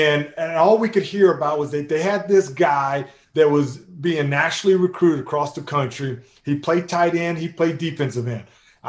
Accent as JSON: {"language": "English", "region": "Missouri", "country": "United States", "tie": "born or raised there", "said": "Growing up in Missouri, there's a lot of farms. So you've got a lot of farmers, a lot of cattle. Grew up fishing in the ponds, right?"}